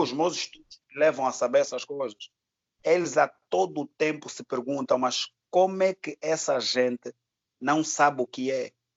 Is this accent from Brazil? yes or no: no; Angola; Eu sou angolano